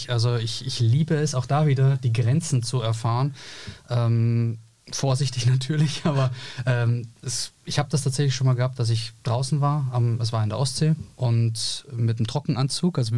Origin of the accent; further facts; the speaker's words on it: Austria; Ich bin Österreicher, aber das hast du ja sozusagen durch den Hinweis nach Graz äh, schon gesagt.